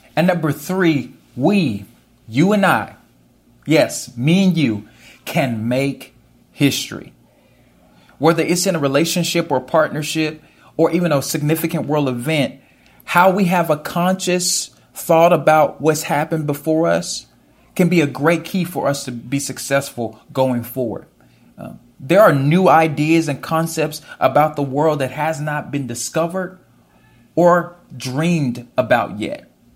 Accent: United States; As an American

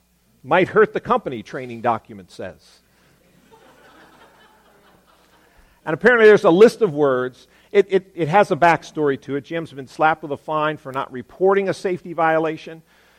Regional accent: Virginia, United States; now in Maryland, United States; I'm from Virginia

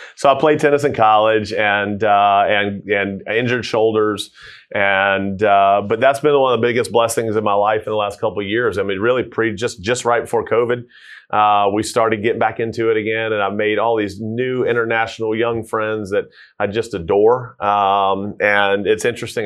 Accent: Tucker, Georgia, United States; born and raised in Tucker, uh, Tucker Lilburn area.

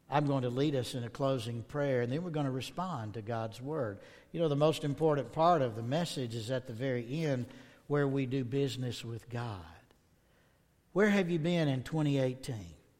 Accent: the South, United States; I'm from the South

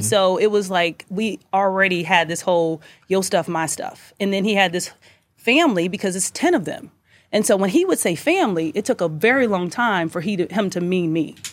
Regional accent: Kansas City, Missouri, United States; also born or lived in St. Louis, Missouri; I'm from Kansas City, then I went to med school in Salute

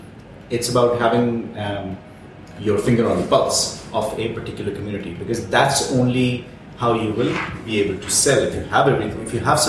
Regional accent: Karachi, Sindh, Pakistan; also born or lived in Ireland; now in Dubai, United Arab Emirates; the same part of the world that I'm from Karachi

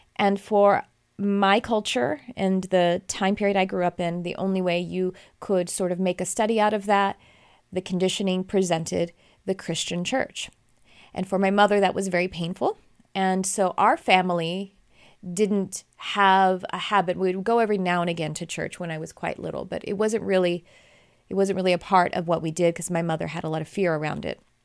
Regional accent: Texas, United States; I grew up in Texas

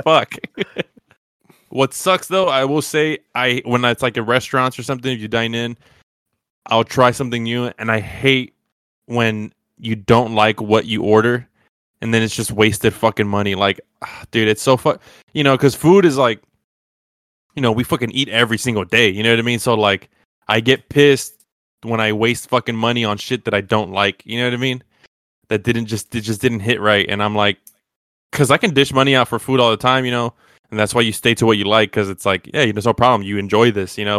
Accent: United States; I'm American

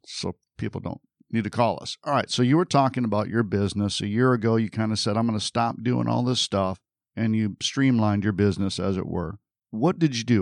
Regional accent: Michigan, United States; moved away; I'm from Michigan originally

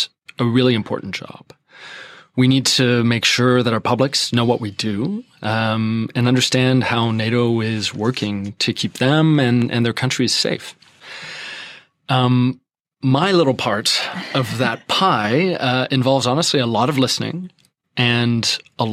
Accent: Quebec, Canada; moved away as an adult; I'm Canadian. I'm from Quebec

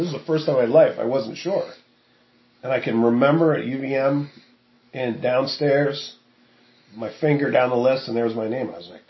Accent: Woodstock, Vermont, United States; Woodstock, Vermont.

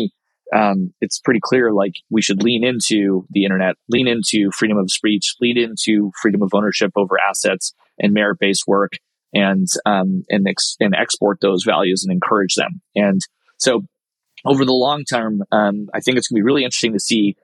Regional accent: United States; as an American director of a firm

